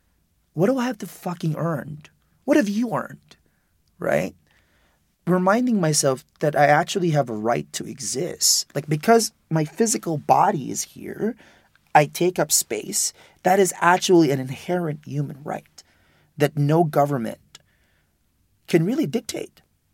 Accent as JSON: {"language": "English", "country": "Philippines", "said": "I'm undocumented, I'm gay, I'm Filipino."}